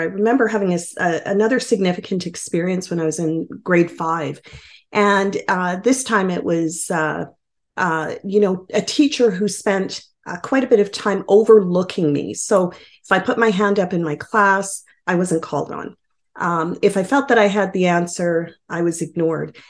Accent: Edmonton, Alberta, Canada; I uh, call myself a newcomer of over 40 years to Edmonton

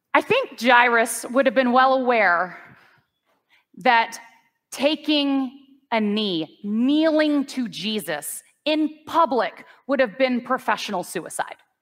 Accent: United States; I'm an American person.

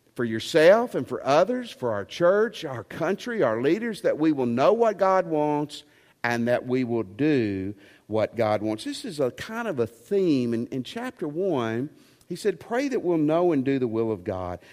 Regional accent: Tennessee, United States; I'm from Tennessee

